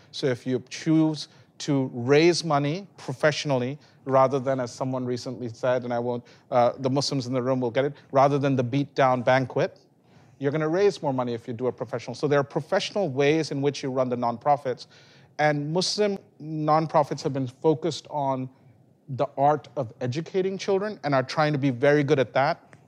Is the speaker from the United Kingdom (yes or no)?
yes; England, United Kingdom; now in United States; where I was born in England